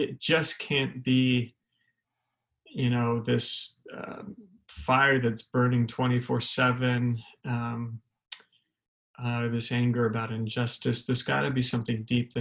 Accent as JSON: {"language": "English", "town": "San Diego", "region": "California", "country": "United States", "tie": "born or raised there", "said": "I grew up in Southern California. I was born in a place in San Diego, a neighborhood called San Ysidro, which is right along the southern border"}